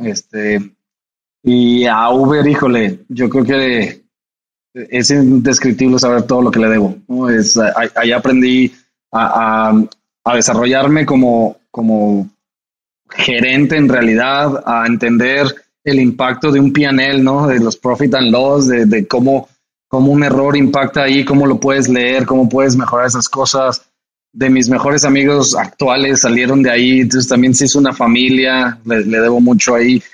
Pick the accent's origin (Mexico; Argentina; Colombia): Mexico; Jalisco; en Jalisco, de donde yo soy